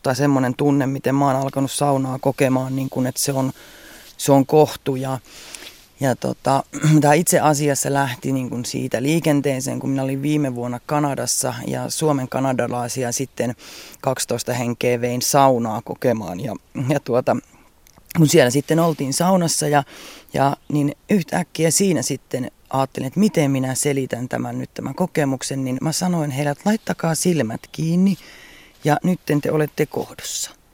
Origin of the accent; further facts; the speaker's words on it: Central Finland, Finland; mä olen keskisuomalainen, keskisuomalainen, mutta sitten mulla on myös ne Karjalan juuret